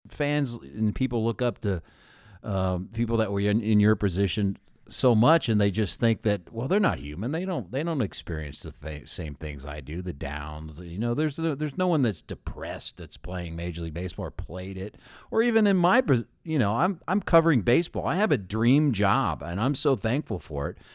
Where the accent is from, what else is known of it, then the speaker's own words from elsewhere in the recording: Columbus, Ohio, United States; now in Loveland, United States; I'm from Columbus